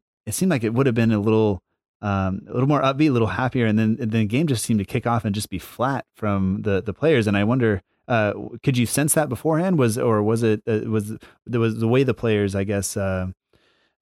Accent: United States

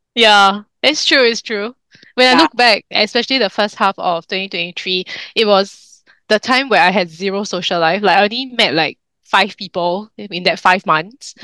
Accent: Singapore; in Singapore, I mean, besides being a Singaporean Chinese

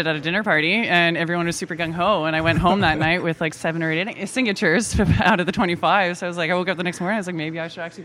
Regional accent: Timmins, Ontario, Canada; born and raised in Timmins.

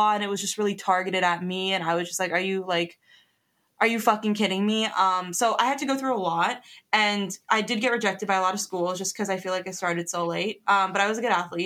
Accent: New Jersey, United States; we're from New Jersey

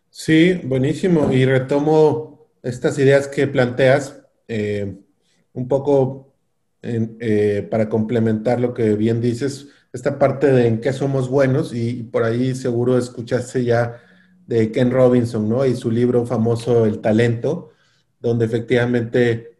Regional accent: Mexico

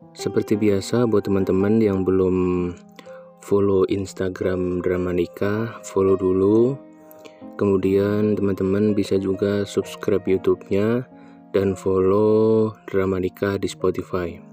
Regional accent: Bandung, West Java, Indonesia; Aku saat ini berusia 26 tahun Aku berasal dari Kota Kembang.

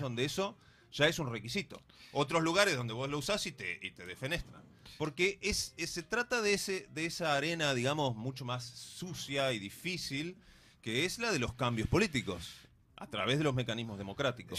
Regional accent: Bariloche, Río Negro, Argentina; yo soy de Bariloche

